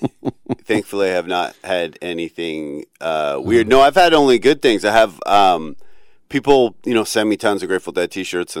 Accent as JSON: {"language": "English", "region": "Ontario", "country": "Canada", "tie": "born or raised there", "also_born_or_lived": "Vancouver", "moved": "as an adult", "lives_now": "New York, United States", "said": "I grew up in Ontario"}